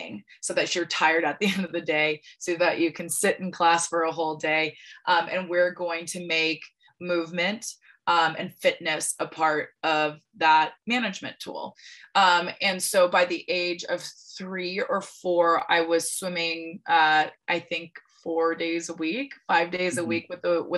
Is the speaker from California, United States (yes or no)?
yes; Santa Ynez, California, United States; I was born and raised in Santa Barbara, California, actually a little town inland from there called San Ynez